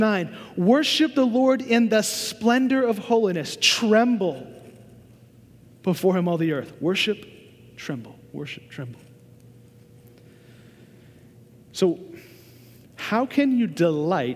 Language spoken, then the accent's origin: English; Oklahoma, United States; moved away; I was born and raised in Oklahoma